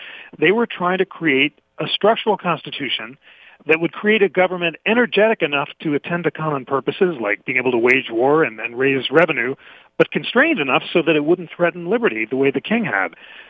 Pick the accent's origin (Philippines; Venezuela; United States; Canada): United States; New York City, New York; I grew up in New York City, and I went to all sorts of great schools, Harvard, Oxford, Yale